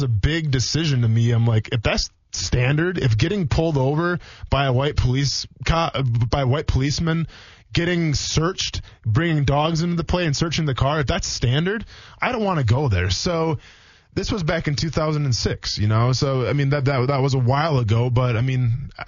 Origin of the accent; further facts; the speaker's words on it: Wisconsin, United States; moved away; a lot of people that I grew up with in Wisconsin, where I came from